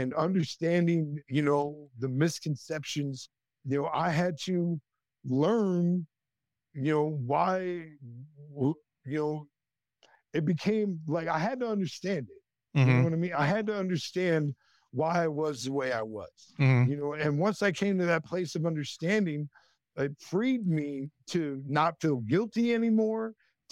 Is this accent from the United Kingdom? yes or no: no; northwestern Iowa, United States; I grew up in a town of less than 4,000 people in northwestern Iowa